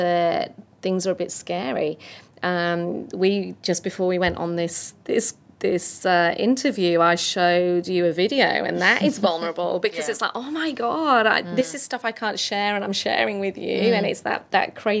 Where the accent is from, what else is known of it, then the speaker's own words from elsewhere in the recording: north of England, United Kingdom; I'm English and north of English and a woman in this space